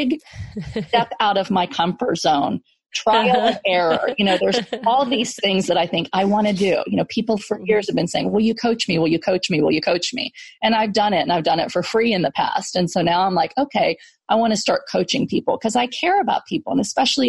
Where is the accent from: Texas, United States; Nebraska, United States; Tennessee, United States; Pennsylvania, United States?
Texas, United States; I grew up in Section 8 housing in Texas